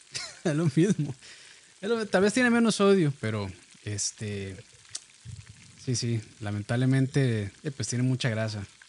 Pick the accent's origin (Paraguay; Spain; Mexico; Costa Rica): Costa Rica; como buenos ticos que somos